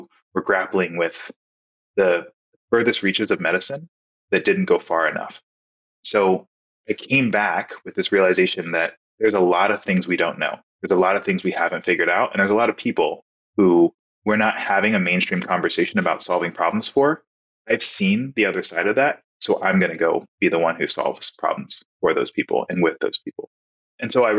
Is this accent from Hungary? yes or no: no; Texas, United States; also born or lived in Nebraska; my home state of Texas